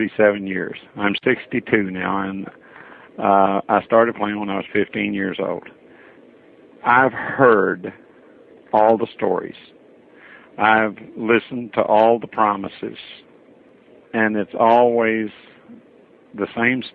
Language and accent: English; Metropolis, Illinois, United States; also born or lived in Florida; I was born and raised in Metropolis, Illinois.